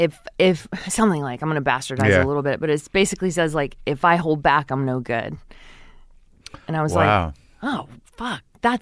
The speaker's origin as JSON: {"language": "English", "town": "Texas City", "region": "Texas", "country": "United States", "tie": "born or raised there", "moved": "yes", "said": "I grew up in Texas City."}